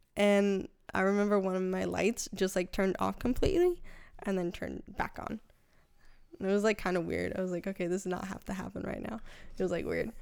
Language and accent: English; Connecticut, United States; moved away; also born or lived in New York; I'm originally from Connecticut